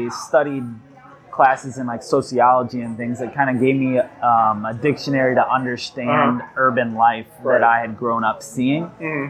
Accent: South Bend, Indiana, United States; born or raised there; also born or lived in Bloomington, Indiana

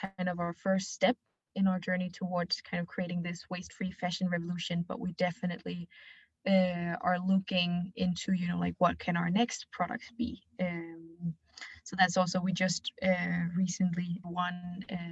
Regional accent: Denmark; I'm 24 years old, and I come here from Denmark. My mom is from China, so I have a bit of a mixed background.

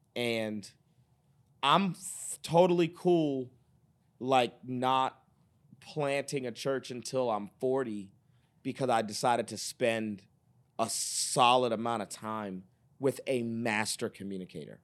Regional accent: Boston, Massachusetts, United States; moved away as an adult; now in Dallas, United States; I'm from Boston, Massachusetts

